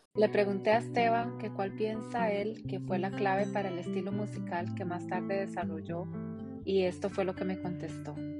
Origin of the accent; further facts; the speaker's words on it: Costa Rica; como costarricense, como latinoamericana